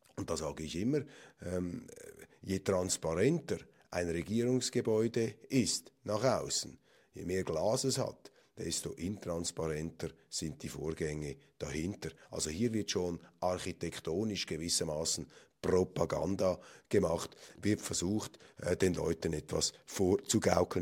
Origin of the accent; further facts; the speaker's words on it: Switzerland; als Schweizer